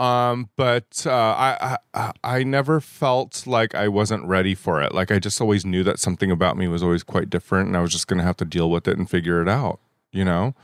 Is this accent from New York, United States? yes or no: no; La Puente, California, United States; also born or lived in Baldwin Park, California / Indonesia; I am an anomaly here in Southern California. I'm a native